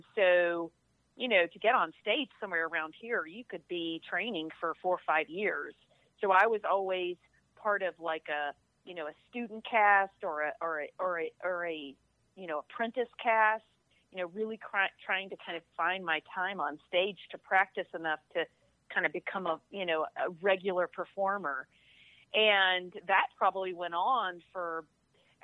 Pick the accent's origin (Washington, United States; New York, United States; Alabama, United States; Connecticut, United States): Alabama, United States; moved away as an adult; now in Atlanta, United States; I'm from Alabama, so, you know, I got some redneck in me too.